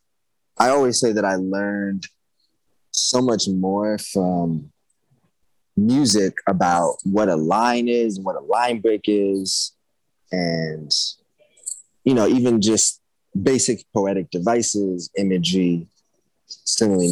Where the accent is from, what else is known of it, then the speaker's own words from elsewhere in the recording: Arizona, United States; it is the place that I grew up in. My dad was an Air Force cadet. So I moved a lot of places before I lived in Arizona, but once my family moved here, we stayed here